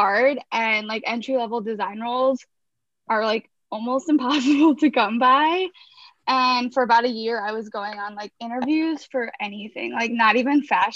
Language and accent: English; Chicago, Illinois, United States; now in Brooklyn, United States; I grew up in Chicago in an Israeli American family